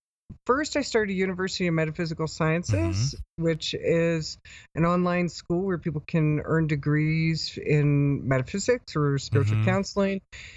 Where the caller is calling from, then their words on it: Ecuador; I'm actually calling from Ecuador right now.